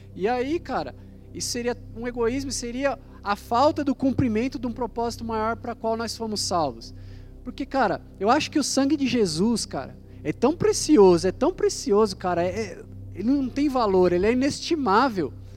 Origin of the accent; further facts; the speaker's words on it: Guarulhos, São Paulo, Brazil; nós somos de Guarulhos